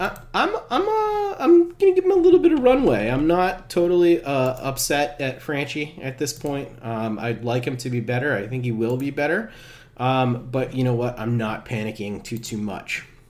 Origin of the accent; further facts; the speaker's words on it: Worcester, Massachusetts, United States; Worcester, though? That's that's my hometown